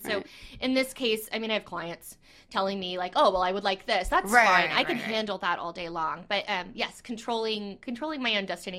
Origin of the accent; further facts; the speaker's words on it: Ruskin, Florida, United States; Ruskin, Florida.